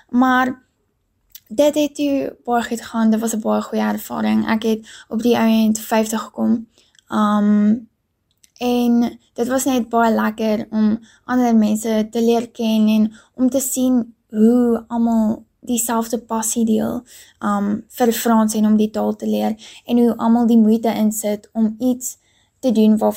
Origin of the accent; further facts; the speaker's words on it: Pretoria, Gauteng, South Africa; Ek is hier in Pretoria gebore en dit is ook waar ek nog my hele lewe bly en groot word.